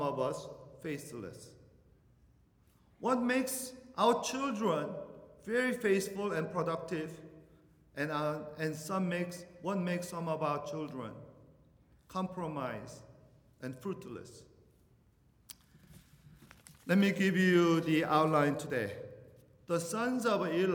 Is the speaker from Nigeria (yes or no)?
no; Venezuela; moved away; I'm from Venezuela